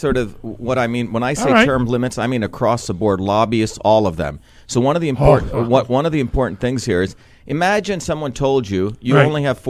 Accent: Mumbai, Maharashtra, India; moved away; when I grew up in India, in Bombay, a wild city, and then I grew up in a small village, no electricity. You know, my aunt lived in a hut.

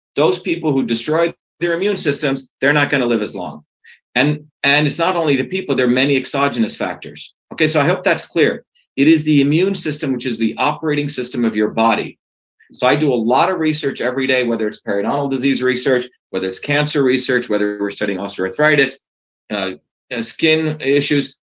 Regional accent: India; now in United States; I grew up in India. I was born in India.

